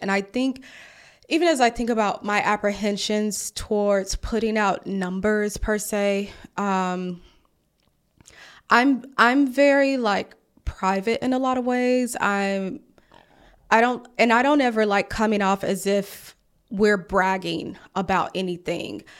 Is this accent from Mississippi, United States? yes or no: yes; Mississippi, United States; also born or lived in Atlanta; now in Washington, DC, United States; I'm from Mississippi